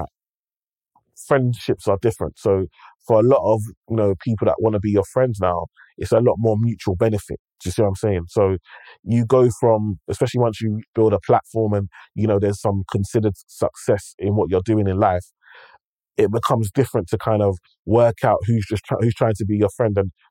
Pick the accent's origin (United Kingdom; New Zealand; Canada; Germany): United Kingdom; London; I grew up in London. I grew up in one space.